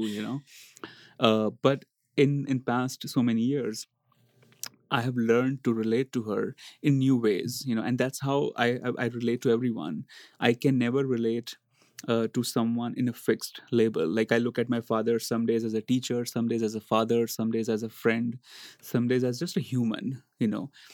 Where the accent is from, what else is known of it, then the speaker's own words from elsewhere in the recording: India; moved away as an adult; Growing up in India